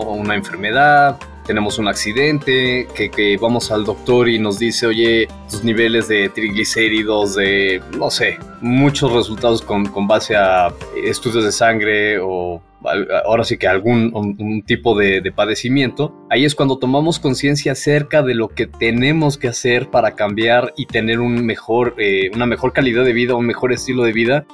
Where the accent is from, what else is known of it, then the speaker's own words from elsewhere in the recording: Mexico; yo seguía comiendo como el mexicano promedio